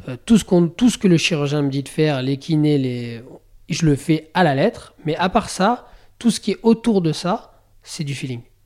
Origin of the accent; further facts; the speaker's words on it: Bourg-Saint-Maurice, Auvergne-Rhône-Alpes, France; je suis né à Bourg Saint-Maurice, moi